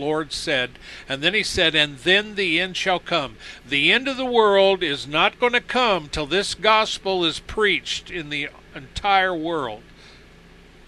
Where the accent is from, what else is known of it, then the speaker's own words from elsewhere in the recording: United States; I was born and raised in America